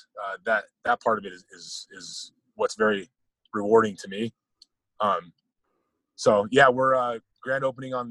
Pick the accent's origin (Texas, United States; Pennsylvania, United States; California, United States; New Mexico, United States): California, United States; Whittier; also born or lived in Oregon; I grew up in Whittier, California. That's down in Southern Cal.